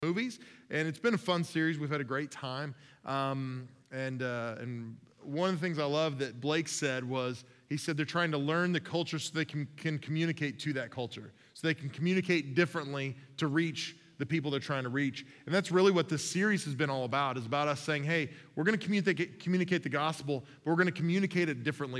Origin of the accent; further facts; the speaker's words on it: Mustang, Oklahoma, United States; I was 15 years old, growing up in Mustang, Oklahoma, the hard streets of suburban Oklahoma City